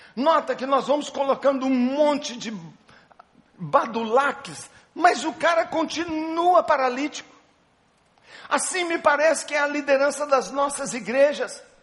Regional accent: Belo Horizonte, Minas Gerais, Brazil; Eu sou de Belo Horizonte

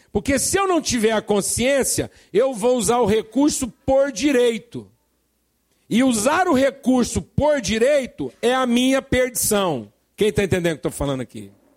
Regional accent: Brazil; accent: caipira; nosso sotaque caipira

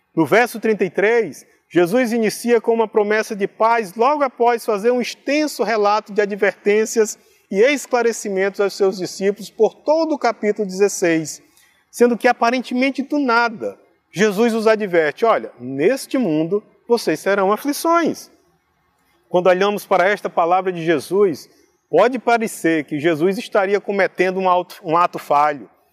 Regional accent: interior of Ceará, Brazil; o lugar onde nasci, aqui pertinho, no interior do Ceará, no sertão central, onde meus pais ainda hoje vivem

